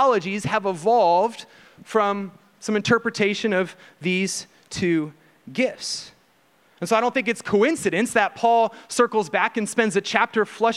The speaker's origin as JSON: {"language": "English", "region": "Ohio", "country": "United States", "also_born_or_lived": "Houston, Texas", "moved": "as an adult", "lives_now": "Texas, United States", "said": "we're from Ohio"}